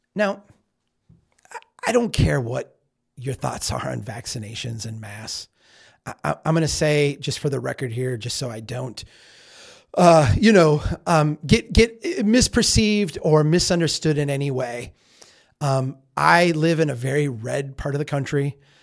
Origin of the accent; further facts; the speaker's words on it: Minnesota, United States; I'm from Minnesota.